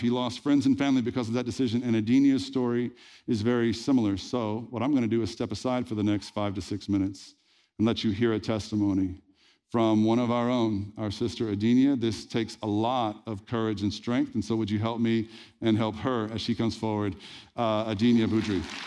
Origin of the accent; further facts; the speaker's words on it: Red Lick, Texas, United States; I was born in Red Lick, Texas